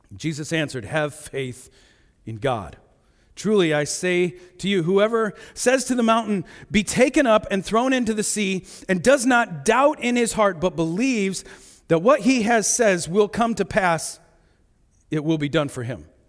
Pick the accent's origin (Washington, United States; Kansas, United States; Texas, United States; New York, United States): Kansas, United States; Topeka; now in Shipshewana, United States; I grew up in Topeka